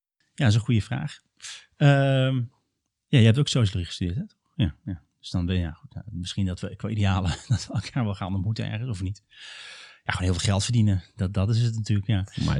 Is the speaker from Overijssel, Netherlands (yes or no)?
yes; Dwarsgracht, Overijssel, Netherlands; moved away as an adult; now in Utrecht, Netherlands; ik kom oorspronkelijk een beetje uit het noorden van Nederland. Ehm, in de buurt van Steenwijk, Giethoorn, heel waterrijk gebied. En dan nog kleiner, Dwarsgracht